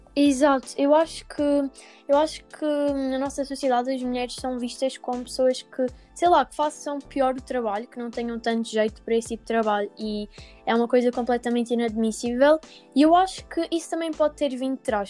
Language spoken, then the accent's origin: Portuguese; Alentejo, Portugal; por ser do Alentejo